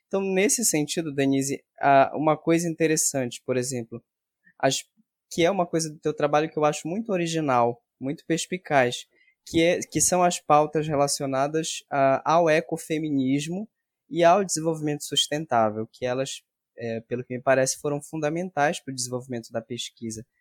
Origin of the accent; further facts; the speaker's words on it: Salinópolis, Pará, Brazil; now in Belém, Brazil; eu vim da região do Salgado, lá de Salinas